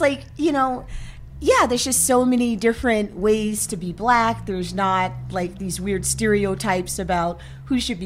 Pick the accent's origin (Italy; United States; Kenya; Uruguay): United States; California; also born or lived in Washington, D.C.; now in Massachusetts, United States; I was from Cali. We came out from a group from Cali